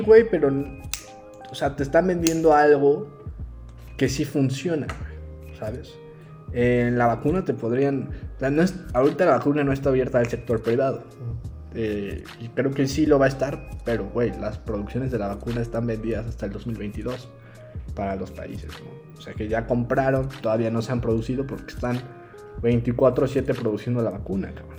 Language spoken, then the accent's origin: Spanish; Mexico